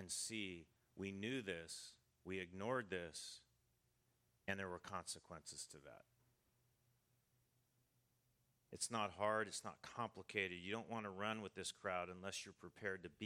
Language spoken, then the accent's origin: English; United States; I'm from the United States